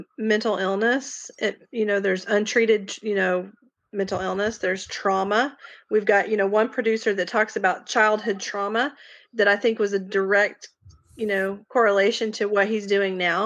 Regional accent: the South, United States; accent: very Southern; I have this very Southern accent

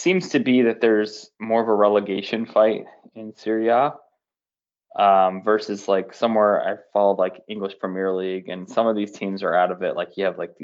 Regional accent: United States; as an American

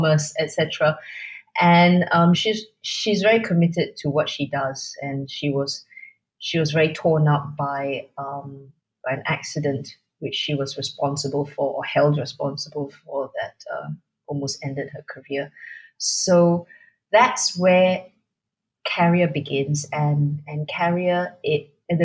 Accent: Singapore; I am nevertheless Singaporean

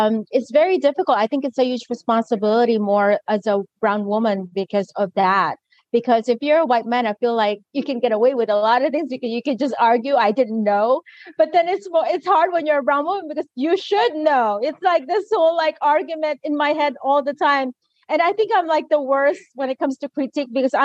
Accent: Philippines; my identity as Filipina and colonized identity

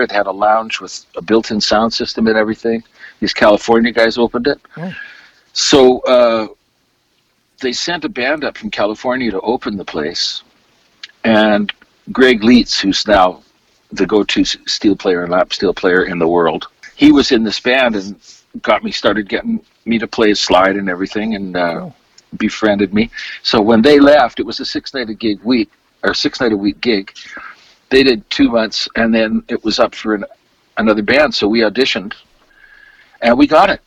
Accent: Alberta, Canada; moved away as an adult; now in Victoria, Canada; I was born here and moved back to Alberta when my parents broke up at uh, the age of eight

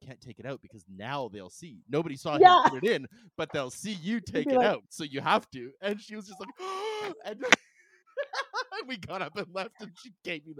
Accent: Calgary, Alberta, Canada; moved away; also born or lived in Vancouver; I'm from Calgary originally.

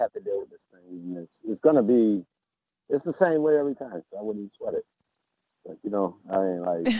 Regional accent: Rochester, New York, United States; I'm from Rochester.

